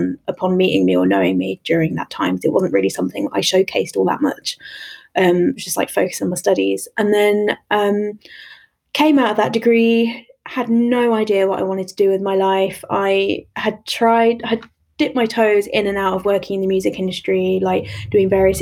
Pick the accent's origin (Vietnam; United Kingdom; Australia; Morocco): United Kingdom; London; I grew up in East London